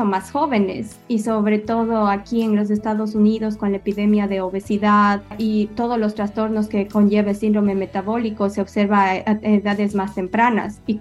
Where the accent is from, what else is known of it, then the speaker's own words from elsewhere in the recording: Ecuador; yo soy estudiada en Ecuador, yo soy nacida y criada en Ecuador, yo hice mis estudios universitarios en la Universidad de Cuenca.